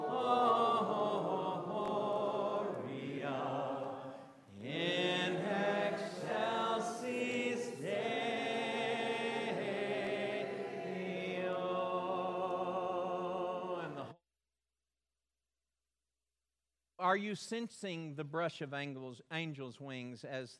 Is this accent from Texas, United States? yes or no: yes; Belton, Texas, United States; Where I grew up in Belton, there was a dam, Belton Dam, built way up high